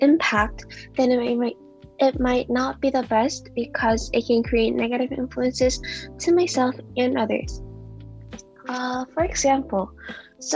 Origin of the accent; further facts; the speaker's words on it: United States; I also grew up in an Asian culture, even though I grew up in America